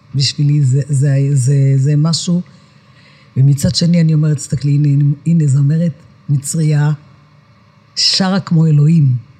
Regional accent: Netanya, Central District, Israel; אני נולדתי בשכונת עמידר בנתניה, זו שכונת מהגרים

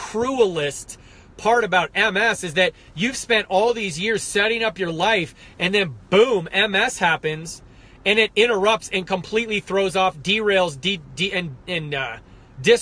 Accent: United States; I'm American as they come

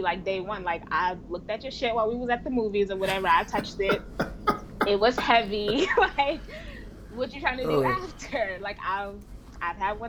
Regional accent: up North, Northeast, United States; also born or lived in the South (US); I was born in the South, but I was raised up North.

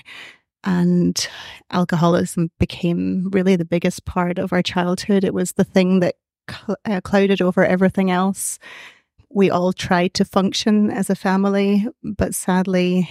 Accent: Scotland, United Kingdom; now in Ireland; I'm from Scotland originally. And so I grew up in Scotland

